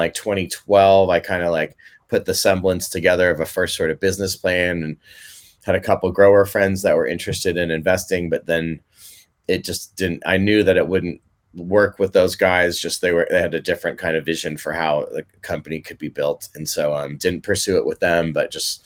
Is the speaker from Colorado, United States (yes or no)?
no; Mill Valley, California, United States; playing Little League baseball growing up in Mill Valley